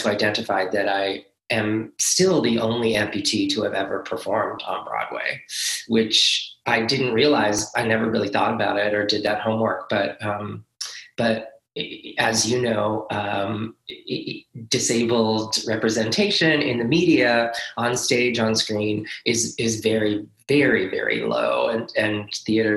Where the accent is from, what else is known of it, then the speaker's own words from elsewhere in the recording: Nova Scotia, Canada; moved away; also born or lived in Montreal; I was born in Nova Scotia